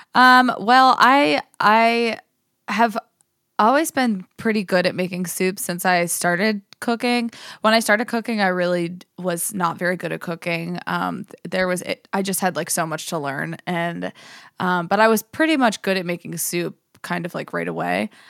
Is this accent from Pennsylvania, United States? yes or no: yes; Johnsonburg, Pennsylvania, United States; now in Pittsburgh, United States; I grew up in Johnsonburg, Pennsylvania